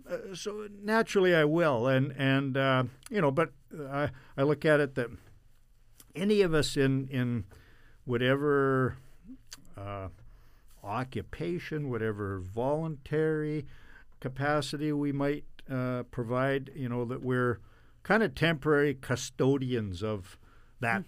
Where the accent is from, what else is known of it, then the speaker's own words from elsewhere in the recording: Brandon, Manitoba, Canada; I was born here in 1959